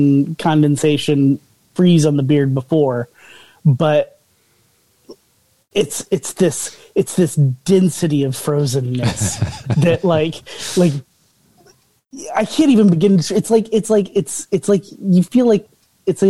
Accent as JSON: {"language": "English", "region": "Indiana", "country": "United States", "tie": "born or raised there", "also_born_or_lived": "Massachusetts / Texas", "moved": "as an adult", "lives_now": "Kazakhstan", "said": "I'm not a Texas kid. Originally, I grew up in Indiana."}